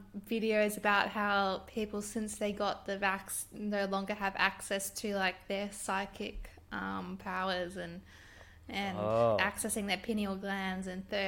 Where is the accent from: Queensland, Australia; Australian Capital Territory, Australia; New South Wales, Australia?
New South Wales, Australia; Sydney; So I'm ashamed to say I came from Sydney sometimes, and they're like, where'd you move from? I'm like, just like an hour down the coast.